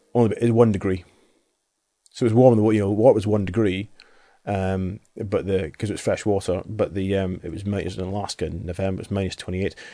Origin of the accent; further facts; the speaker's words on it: Highlands, Aberdeen, Scotland, United Kingdom; when I was twelve, we moved in from the Highlands, moved into Aberdeen